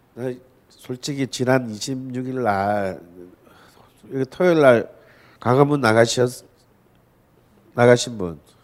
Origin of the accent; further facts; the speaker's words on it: Busan, South Korea; 부산이 고향인 저로서는